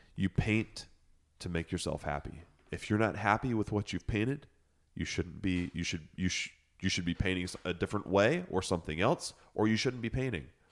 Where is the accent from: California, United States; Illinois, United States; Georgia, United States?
Illinois, United States; Chicago; accent: Lake Effect; moved away; also born or lived in Boston; as a kid, as a kid, I grew up in Chicago